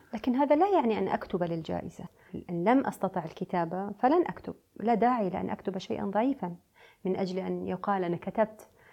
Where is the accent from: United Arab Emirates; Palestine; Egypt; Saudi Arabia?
United Arab Emirates; also born or lived in Beirut, Lebanon; أنا بنت الخليج